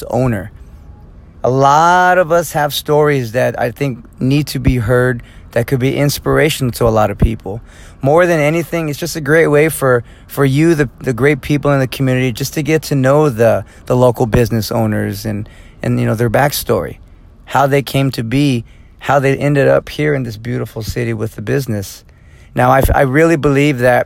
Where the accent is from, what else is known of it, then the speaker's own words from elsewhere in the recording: Fresno, California, United States; moved away as an adult; now in Lomita, United States; my hometown of Fresno, California, which is about 4 hours north of here